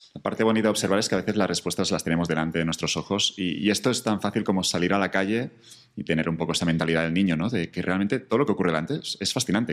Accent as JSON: {"language": "Spanish", "region": "Catalonia", "country": "Spain", "moved": "yes", "said": "me reconectó con Cataluña un poco, con mi tierra"}